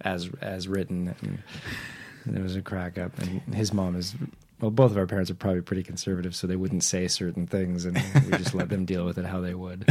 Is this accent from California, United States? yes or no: yes; Whittier, California, United States; I grew up in Nixon's hometown